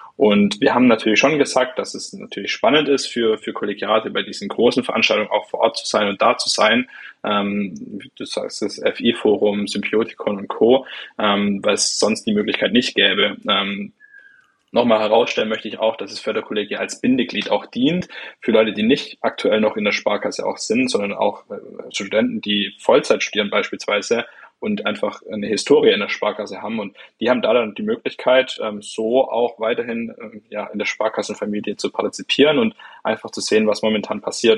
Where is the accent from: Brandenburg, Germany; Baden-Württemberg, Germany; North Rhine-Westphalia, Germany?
Baden-Württemberg, Germany; Swabian Jura; ich komme aus von der Schwäbischen Alb